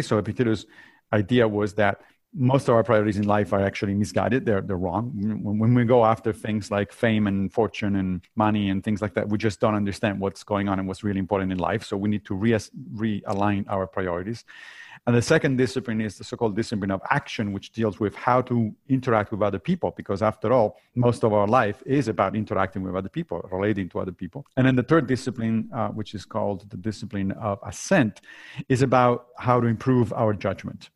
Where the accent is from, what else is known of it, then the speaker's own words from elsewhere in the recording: Rome, Lazio, Italy; moved away; also born or lived in Monrovia, Liberia; my family moved back to Italy when I was very little, so I grew up in Rome